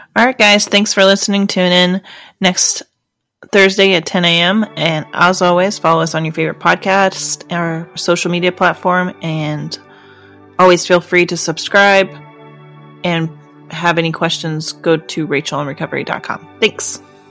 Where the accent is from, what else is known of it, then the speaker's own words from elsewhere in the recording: the South, United States; I grew up in the South